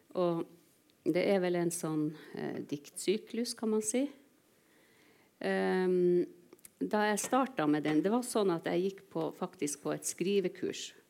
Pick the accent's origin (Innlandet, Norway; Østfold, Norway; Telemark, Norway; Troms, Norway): Troms, Norway; Indre; first language Northern Sami; also born or lived in Kautokeino; jeg var to år da jeg flytta fra Kautokeino til Indre Troms